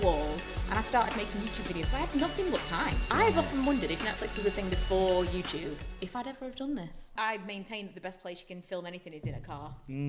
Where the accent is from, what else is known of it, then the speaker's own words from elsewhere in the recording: Doncaster, Yorkshire and the Humber, United Kingdom; Because I'm from Doncaster, and you must have found me somehow because I live in the area.